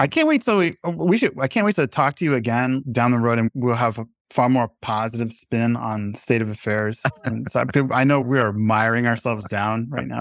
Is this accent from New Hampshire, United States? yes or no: yes; New Hampshire, United States; my local paper where I grew up here in New Hampshire